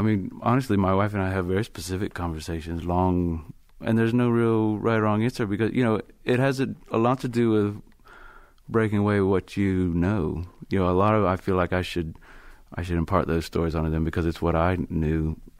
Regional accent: the Bible Belt, Southeast, United States; I grew up in the Bible Belt

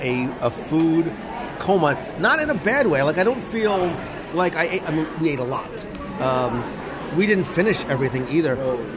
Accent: New York, Northeast, United States; we come from the Northeast and from, you know, the New York, New Jersey area

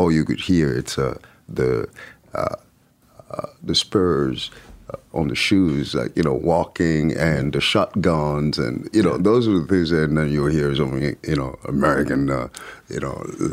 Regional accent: France; English is a second language; moved away as an adult; also born or lived in Paris / Lyon; growing up in France

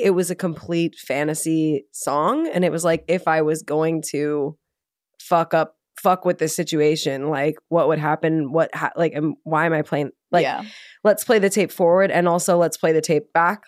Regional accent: North Shore, northern suburbs of Chicago, Illinois, United States; I'm from the North Shore. I'm from the northern suburbs of Chicago

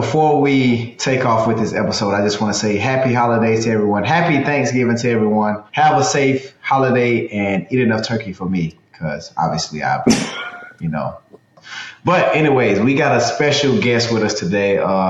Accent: the South, United States; Growing up in the South, man

